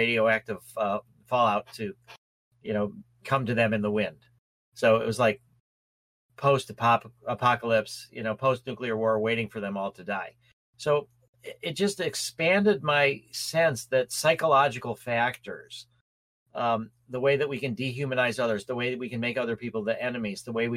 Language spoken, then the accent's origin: English; Skokie, Illinois, United States; also born or lived in Chicago / Winnetka; I grew up in Chicago. I grew up in a place called, in Skokie.